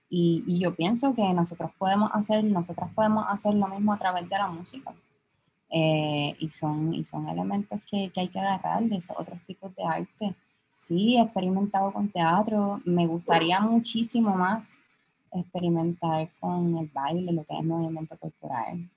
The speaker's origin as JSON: {"language": "Spanish", "town": "San Juan", "country": "Puerto Rico", "said": "soy de Santulce"}